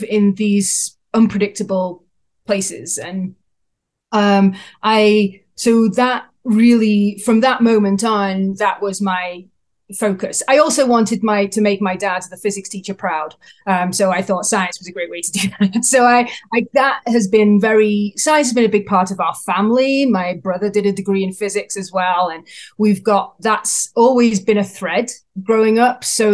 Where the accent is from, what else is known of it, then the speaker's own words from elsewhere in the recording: England, United Kingdom; now in Canada; I'm based in Canada, but I'm from England, so I have an accent